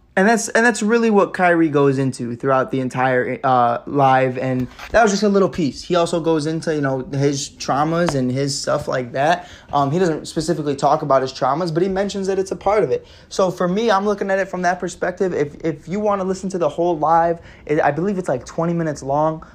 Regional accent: Chicago, Illinois, United States; growing up in Chicago

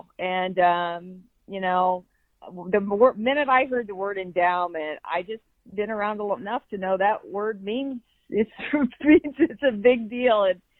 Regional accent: Burlington, United States; I grew up in Burlington, made the trek across the state to play for me when I coached volleyball here.

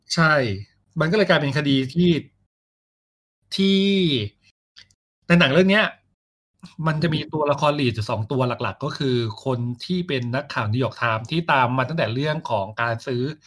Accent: Thailand; เราเป็นคนไทย

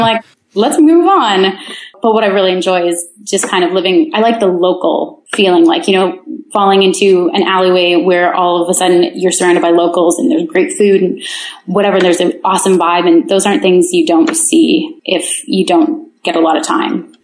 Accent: Kincardine, Ontario, Canada; moved away; I'm from Kincardine, Ontario. it's a town of 7,000 with a nuclear plant.

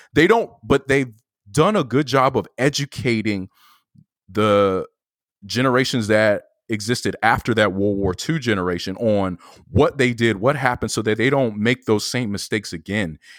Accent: Atlanta, Georgia, United States; growing up in Atlanta

